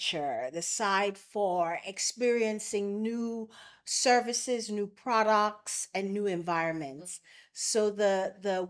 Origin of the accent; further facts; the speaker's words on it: Bermuda; now in Ghana; I'm actually from Bermuda, which is a tiny island right in the middle of the Atlantic all by itself. And I've lived in Ghana now for almost 23 years.